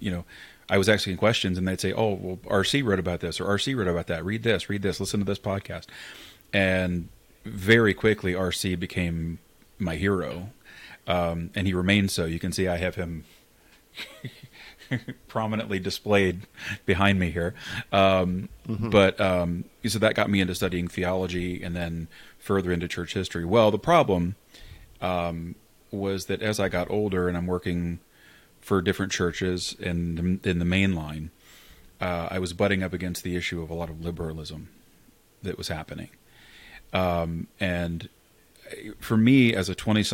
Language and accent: English; Northern Kentucky, United States; moved away as an adult; also born or lived in Eastern Pennsylvania; now in Cincinnati, United States; I grew up basically Bapticostal in Kentucky